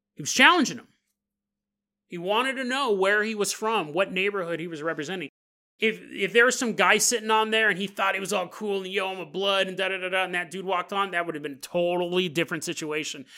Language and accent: English; Orangevale, California, United States; Growing up in Orangevale, California